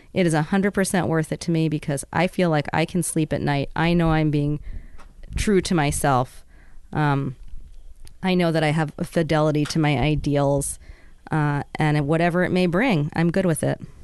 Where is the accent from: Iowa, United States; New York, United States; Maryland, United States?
New York, United States; New York City; moved away as an adult; also born or lived in Bethel, Alaska; now in Juneau, United States; growing up in the South Bronx